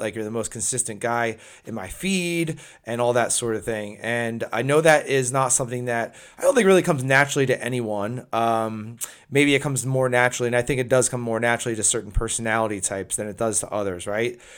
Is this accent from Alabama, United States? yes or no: no; New Jersey, United States; my home state of New Jersey